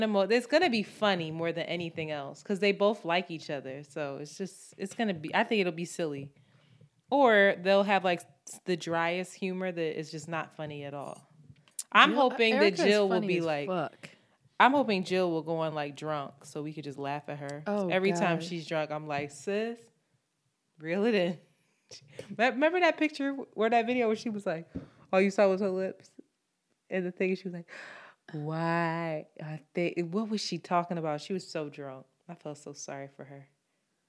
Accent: Philadelphia, Pennsylvania, United States; we're both from Philly

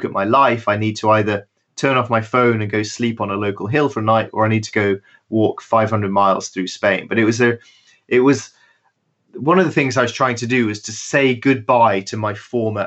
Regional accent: United Kingdom; I was running away from Britain because it was so boring

